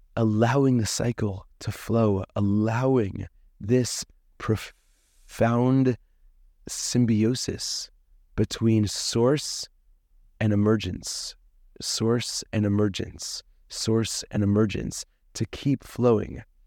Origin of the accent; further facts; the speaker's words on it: Boston, Massachusetts, United States; moved away as an adult; also born or lived in Tzfat, Israel; now in Safed, Israel; I grew up in Boston, Massachusetts